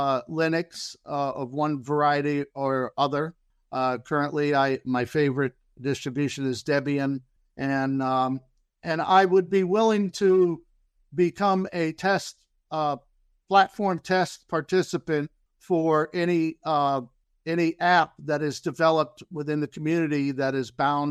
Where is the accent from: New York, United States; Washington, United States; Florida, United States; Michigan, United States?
Florida, United States; Yeah, I'm from Central Florida, and I have a.